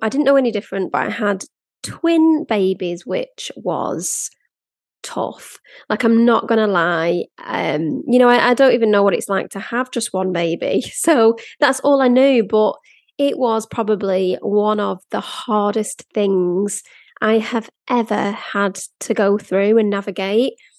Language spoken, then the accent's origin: English; Blackpool, North West England, United Kingdom; moved away; also born or lived in London; I grew up in Blackpool